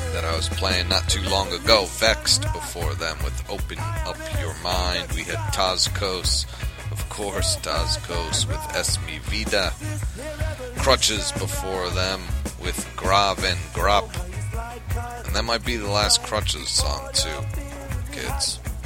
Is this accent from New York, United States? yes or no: yes; New York, United States; now in Philadelphia, United States; I'm home now Philadelphia is my home, but I grew up in New York